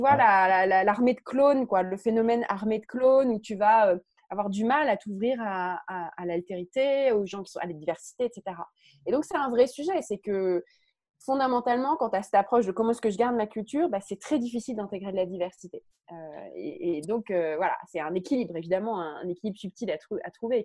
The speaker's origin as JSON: {"language": "French", "country": "France", "said": "je suis française."}